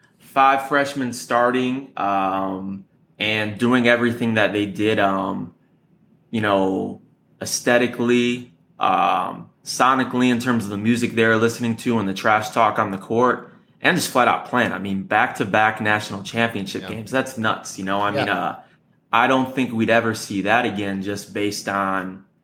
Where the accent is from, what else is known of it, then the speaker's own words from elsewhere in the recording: Michigan, United States; growing up in Michigan and being a Michigan fan as a kid